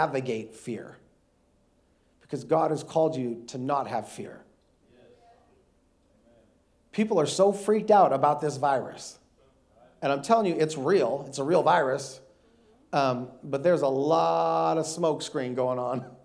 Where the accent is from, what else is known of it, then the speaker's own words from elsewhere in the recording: North Dakota, United States; now in Houston, United States; I grew up in North Dakota. I'm a Yankee. I live in Houston. I've been living in Houston now for the last 14 years